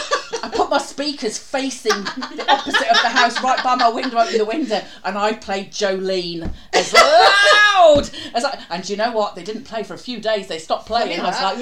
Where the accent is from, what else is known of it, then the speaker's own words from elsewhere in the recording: Newcastle upon Tyne, North East England, United Kingdom; accent: Geordie; I say it because I'm a Geordie